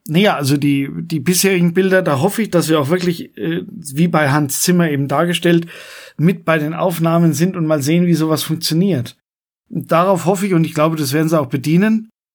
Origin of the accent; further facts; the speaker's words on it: Coburg, Bavaria, Germany; bei uns in Coburg